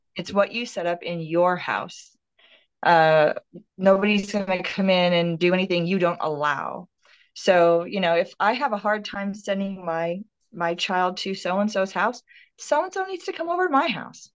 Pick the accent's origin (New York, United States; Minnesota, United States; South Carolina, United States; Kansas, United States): Minnesota, United States; moved away as an adult; now in Texas, United States; I grew up, born and raised in Minnesota